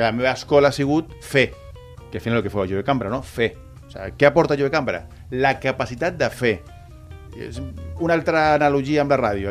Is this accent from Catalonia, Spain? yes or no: no; Canary Islands, Spain; also born or lived in Barcelona; now in Tarragona, Spain; jo, jo he crescut a Canàries. Mm -hmm. He crescut a Canàries